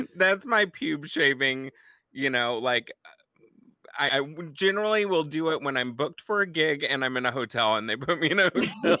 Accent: Texas, United States; my home state of Texas

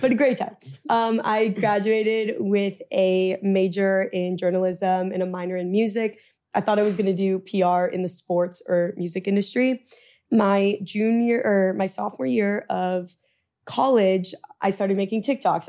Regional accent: Orange County, California, United States; moved away as an adult; also born or lived in Midwest; now in New York, United States; where I grew up in Orange County

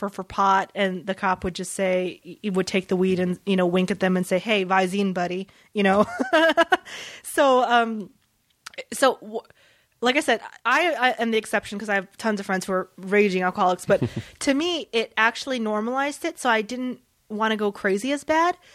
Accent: the South, United States; experienced growing up in the South.

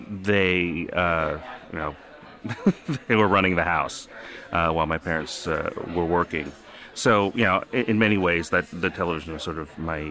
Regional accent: New York, United States; English is a second language; also born or lived in North Jersey, United States; You know, and I grew up in New York and North Jersey, and I don't think I have that accent.

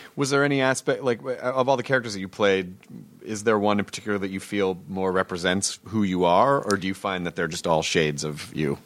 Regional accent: the South, United States; I grew up in the South.

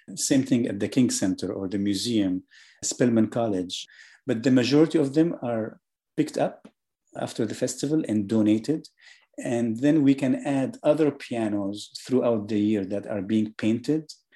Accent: Syria; also born or lived in Germany; now in Atlanta, United States; I was born in Germany, I was raised in Syria

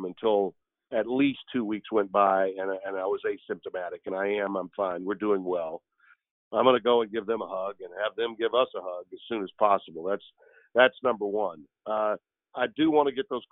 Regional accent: the South, United States; moved away as an adult; also born or lived in Connecticut; I was born and raised in the South

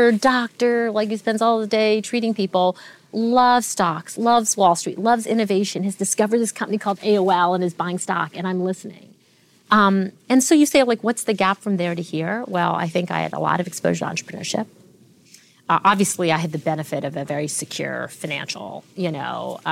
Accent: Canada; also born or lived in Tanzania; So I was born in Tanzania to two doctors, two Indian doctors. My parents were both ran a medical practice together there and immigrated to Canada when I was two

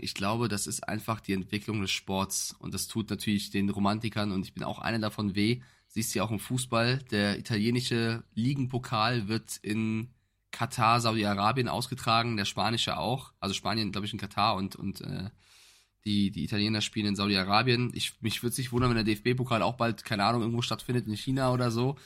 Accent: Germany; Ich als Europäer, als Deutscher

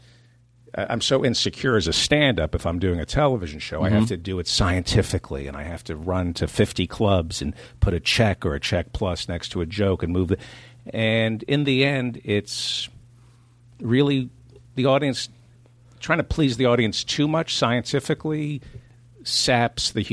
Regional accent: New Jersey, United States; also born or lived in Brooklyn, New York; I was born in Brooklyn. I grew up in Jersey

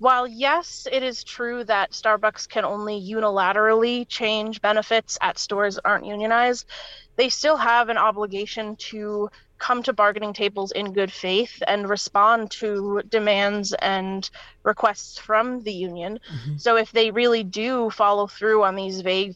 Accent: New York, United States; I'm from New York State. So we learned a little bit about unions when I was like in my state history classes

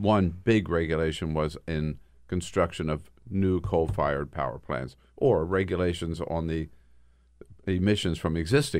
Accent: Delaware, United States; now in Washington, D.C., United States; I grew up on the East Coast in Delaware.

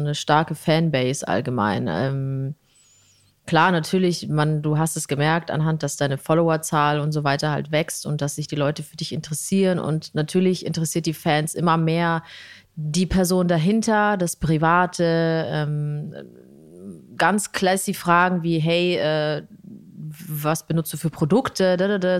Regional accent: Italy; Skandal als Italienerin

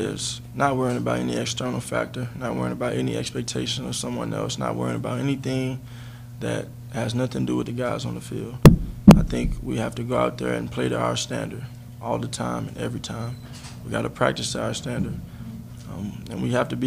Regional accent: Texas, United States; I grew up in Texas

